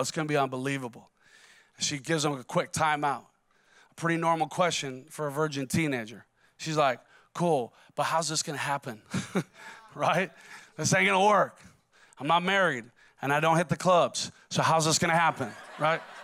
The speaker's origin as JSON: {"language": "English", "region": "Minnesota", "country": "United States", "said": "I'm from Minnesota"}